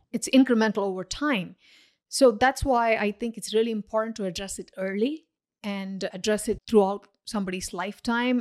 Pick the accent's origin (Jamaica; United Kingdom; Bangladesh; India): India; now in Paramus, United States; I grew up in India, where culturally it's not considered taboo to comment on other people's weight.